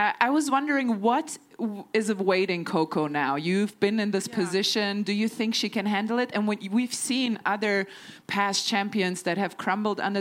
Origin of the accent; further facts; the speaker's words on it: Germany; I'm European. I'm from Germany